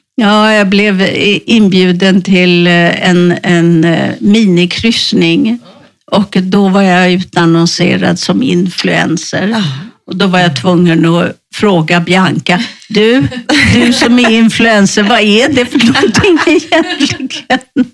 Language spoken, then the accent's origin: Swedish; Sweden; moved away as an adult; now in Spain; hemma i Sverige